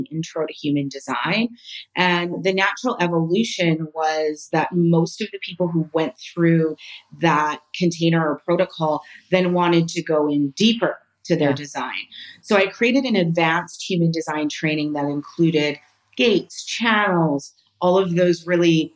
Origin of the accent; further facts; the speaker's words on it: Canada; moved away as an adult; now in Spain; I'm Canadian